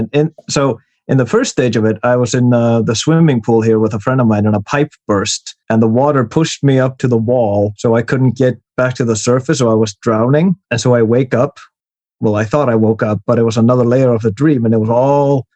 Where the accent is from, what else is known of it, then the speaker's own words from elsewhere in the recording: Iceland; I'm from Iceland